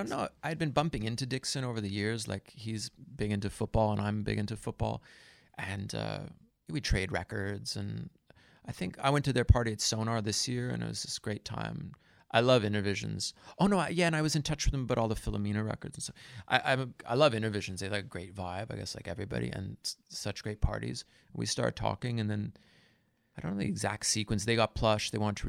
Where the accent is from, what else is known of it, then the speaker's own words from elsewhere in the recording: India; also born or lived in Goa; It could, yeah, I grew up in India, you know. I spent a lot of time in Goa.